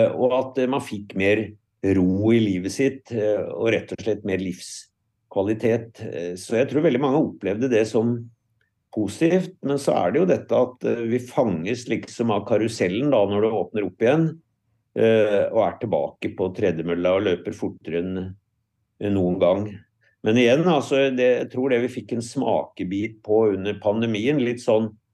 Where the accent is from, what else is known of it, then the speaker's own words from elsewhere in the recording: Lillehammer, Innlandet, Norway; jeg er jo sjøl fra Lillehammer, så jeg har jo fulgt og tilbrakte mye av min oppvekst i Lågendeltaet